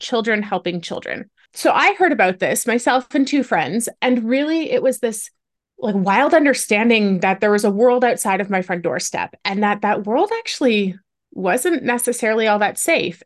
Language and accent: English; Ontario, Canada; I'm Canadian. I was born and raised in Ontario.